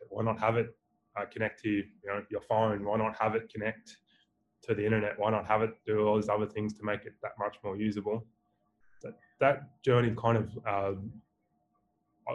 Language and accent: English; Australia; accent: Australian; my beautiful Australian accent